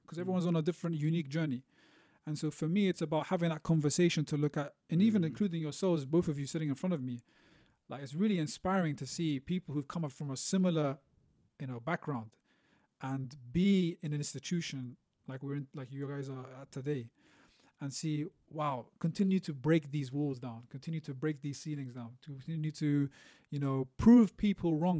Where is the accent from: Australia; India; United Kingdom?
United Kingdom; London; also born or lived in Beirut, Lebanon; I grew up in London. Um, uh, we moved around, so East London, North London